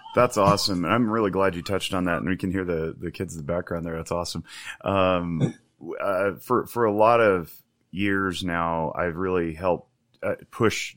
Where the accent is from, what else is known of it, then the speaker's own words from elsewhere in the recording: United States; first language English; I'm a native English speaker from America